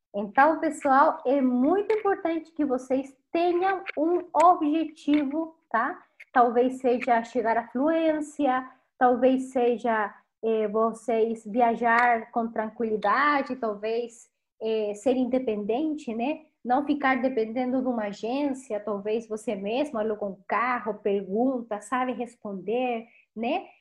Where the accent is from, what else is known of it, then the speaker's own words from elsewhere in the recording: Chile; Portuguese is a second language; also born or lived in Rio de Janeiro, Brazil; now in Brazil; sou chilena